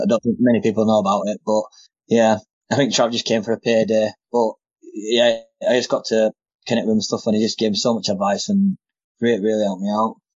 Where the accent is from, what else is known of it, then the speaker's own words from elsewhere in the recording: Bradford, Yorkshire and the Humber, United Kingdom; in Bradford, my hometown.